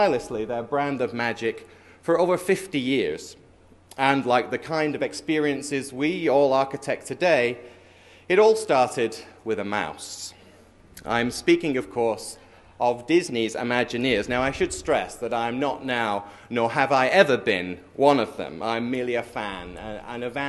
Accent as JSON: {"language": "English", "region": "London", "country": "United Kingdom", "said": "I'm from London."}